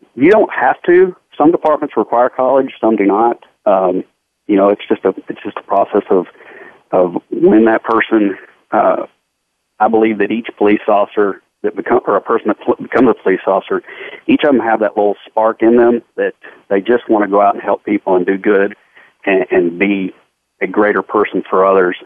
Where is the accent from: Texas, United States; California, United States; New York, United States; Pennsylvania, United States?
Texas, United States; Fort Worth; I grew up here in Fort Worth and uh, lived my whole life here with my entire family